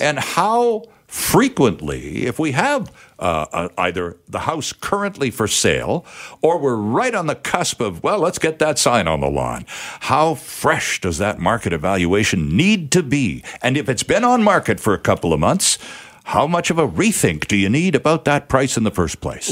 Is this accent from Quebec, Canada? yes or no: no; Vancouver, British Columbia, Canada; I'm reading about my hometown. I'm reading about Vancouver